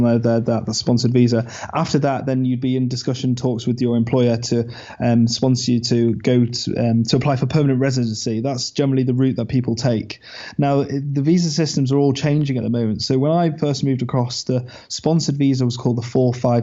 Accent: England, United Kingdom; I'm an English dentist, want to move across

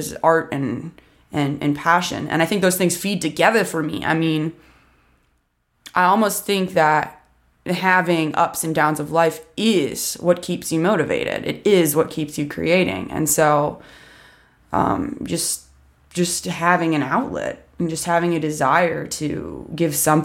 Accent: Columbus, Ohio, United States; also born or lived in Washington, D.C.; now in Nashville, United States; I'm originally from Columbus, Ohio, but I actually just moved to Nashville, Tennessee from D.C., where I've been living for a while

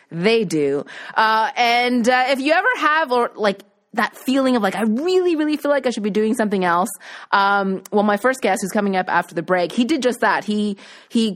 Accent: Nova Scotia, Canada; moved away; I was from Nova Scotia

